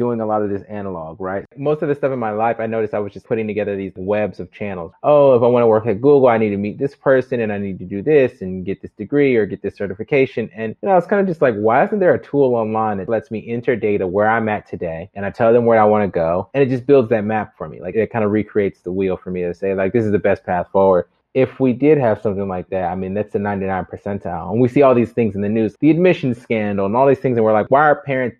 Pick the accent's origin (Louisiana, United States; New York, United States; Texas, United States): New York, United States; Rochester; also born or lived in San Francisco; now in Los Angeles, United States; I'm from Rochester, New York, which is upstate. Not cool at all. It's not the cool part of New York. No good stories. It is like a tech hub, though. I figured out when I was growing up, like Kodak was there